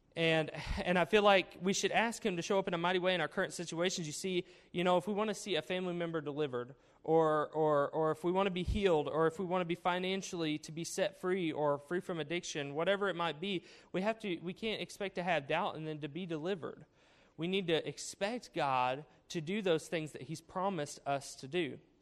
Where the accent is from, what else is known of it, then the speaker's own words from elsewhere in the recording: Cedarville, Arkansas, United States; I am from Arkansas, Cedarville, Arkansas, with a population of under uh, 2,000, uh, 1,333 people to be exact. So it's a small town, uh, small town school, graduated with a class of 52